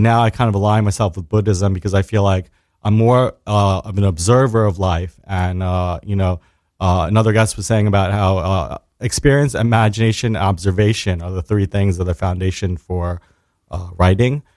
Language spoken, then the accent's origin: English; New York City, New York, United States; I was born and raised in Staten Island, New York